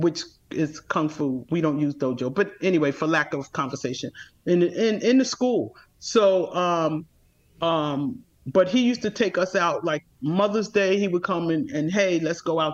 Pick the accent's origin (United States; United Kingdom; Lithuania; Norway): United States; New York City, New York; I grew up in Bed-Stuy